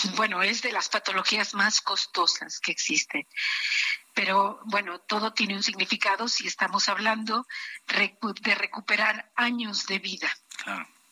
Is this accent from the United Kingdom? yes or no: no; Mexico; como mexicana, como persona, como mujer, como médico